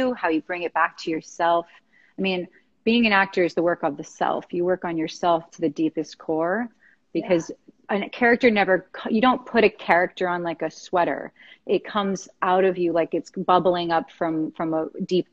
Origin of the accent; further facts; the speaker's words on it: West Palm Beach, Florida, United States; we're both from West Palm Beach